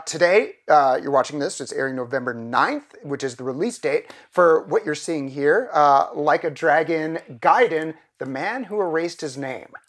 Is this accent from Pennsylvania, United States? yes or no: yes; Philadelphia, Pennsylvania, United States; accent: Philly; I've slipped back into my Philly accent immediately